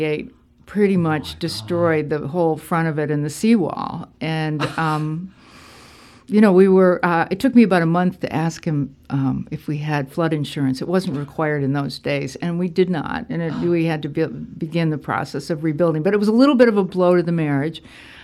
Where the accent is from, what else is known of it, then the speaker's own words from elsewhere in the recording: Rochester, New York, United States; now in Gloucester, United States; I was born and I grew up in Rochester, New York.